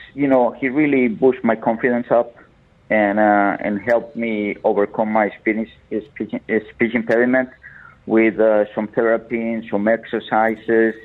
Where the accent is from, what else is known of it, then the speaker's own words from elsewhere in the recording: Colombia; moved away; I grew up in Colombia, South America